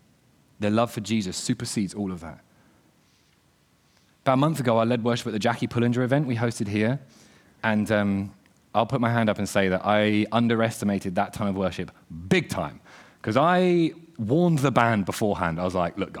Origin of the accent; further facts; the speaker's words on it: the South, United States; I've led worship in my church where I was brought up back in the South in a Baptist church